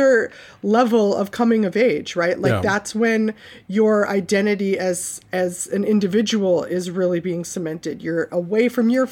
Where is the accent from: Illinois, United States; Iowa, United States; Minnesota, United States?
Minnesota, United States; Saint Paul; my block growing up in St. Paul